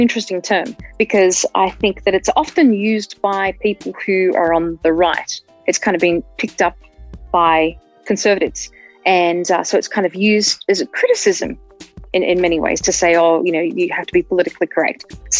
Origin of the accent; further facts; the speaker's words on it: Australia; moved away as an adult; now in Denver, United States; I'm an Australian American